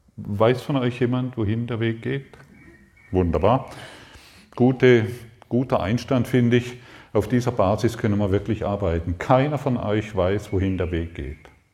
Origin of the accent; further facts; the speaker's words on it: Allensbach, Baden-Württemberg, Germany; moved away as an adult; also born or lived in Karlsruhe; Ich komme ursprünglich aus Allensbach, also eigentlich kann ich schon hinschauen, es ist gar nicht so weit weg. Allensbach am Bodensee, Konstanz, Reichenau